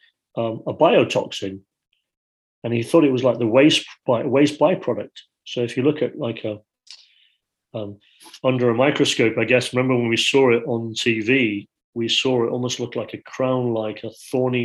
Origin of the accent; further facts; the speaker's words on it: Yorkshire and the Humber, United Kingdom; I grew up in Yorkshire